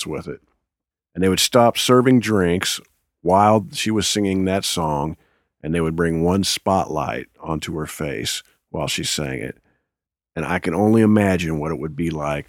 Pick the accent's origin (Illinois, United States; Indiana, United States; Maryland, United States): Indiana, United States; now in Nashville, United States; I'm from Indiana, and I love Indiana